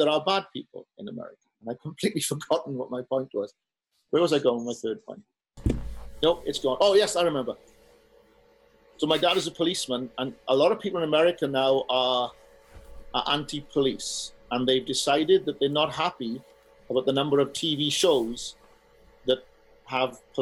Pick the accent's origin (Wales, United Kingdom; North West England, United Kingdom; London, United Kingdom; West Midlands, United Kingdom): Wales, United Kingdom; moved away as an adult; also born or lived in Florida; now in San Francisco, United States; I'm Welsh.